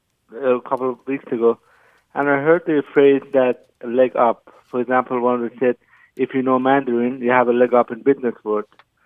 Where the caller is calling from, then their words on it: Toronto, Ontario, Canada; I'm calling from Toronto, Canada.